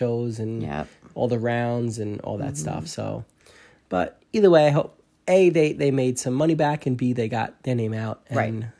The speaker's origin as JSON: {"language": "English", "town": "New York City", "region": "New York", "country": "United States", "said": "we're from Staten Island"}